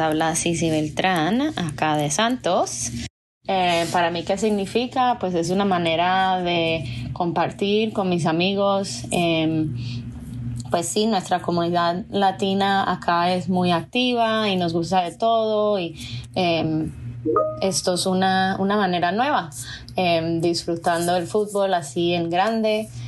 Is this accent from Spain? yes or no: no; Puerto Rico; now in St. Louis, United States; yo soy de Puerto Rico